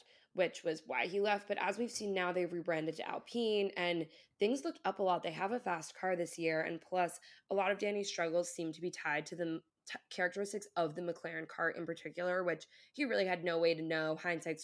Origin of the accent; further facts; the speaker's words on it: Ireland; I'm also Irish